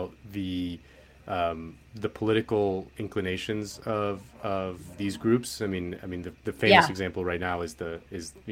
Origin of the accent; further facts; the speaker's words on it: Spain; I'm from Spain